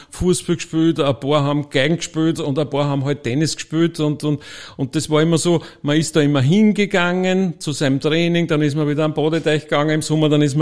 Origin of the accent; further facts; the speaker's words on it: Gmünd, Lower Austria, Austria; Ähm, ich komme aus dem Waldviertel, aus Gmünd, äh, vielen bekannt oder manchen bekannt als wie immer sagt, die zweite große geteilte Stadt im deutschen Sprachraum